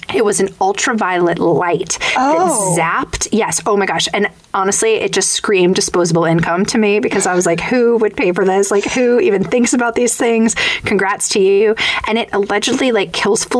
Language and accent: English; Long Island, New York, United States; I was raised in New York. I was raised in Long Island